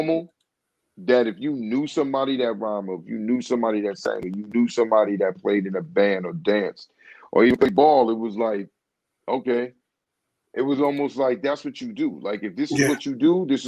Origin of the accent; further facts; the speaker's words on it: New York City, New York, United States; growing up in East New York